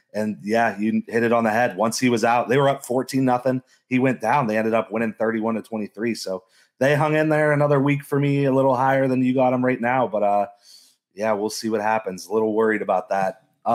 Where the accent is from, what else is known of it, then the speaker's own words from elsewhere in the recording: Ohio, United States; I'm from Ohio.